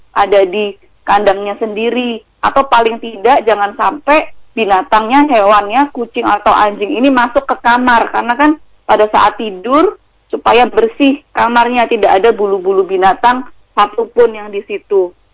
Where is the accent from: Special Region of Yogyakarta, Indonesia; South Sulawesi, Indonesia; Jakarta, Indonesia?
Special Region of Yogyakarta, Indonesia; Yogyakarta; Saya sendiri juga mau pulang ke apa ke Jogja, saya aslinya Jogja itu juga nggak berani dengan hmm. kondisi kayak gini.